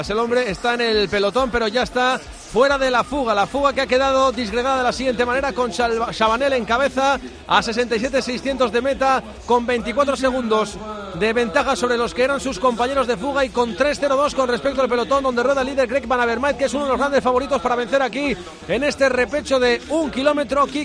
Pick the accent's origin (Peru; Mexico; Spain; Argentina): Argentina; Y como buen argentino, ese mismo.